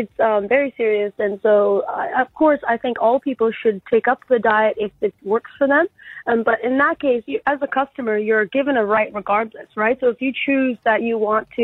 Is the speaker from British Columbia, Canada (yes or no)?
yes; Vancouver, British Columbia, Canada; now in Brisbane, Australia; I'm actually from Vancouver, Canada. I live in Brisbane, but I'm from here originally and visiting my family after 2.5 years